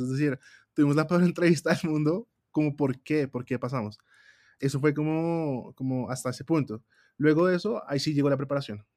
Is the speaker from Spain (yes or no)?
no; Colombia; muy colombianos, muy latinos